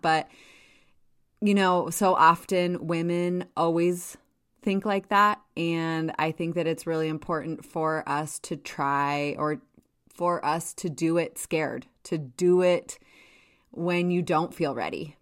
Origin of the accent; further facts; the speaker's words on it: Jackson, Wyoming, United States; moved away as an adult; also born or lived in Washington, D.C.; I grew up in Jackson, and my family owned a small hotel.